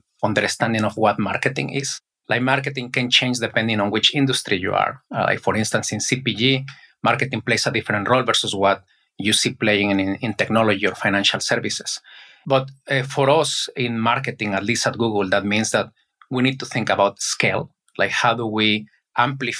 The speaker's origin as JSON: {"language": "English", "country": "Mexico", "also_born_or_lived": "South Korea / United States", "second_language": "English", "moved": "as an adult", "said": "I was in Mexico, where I am originally from. Probably you can notice by my accent"}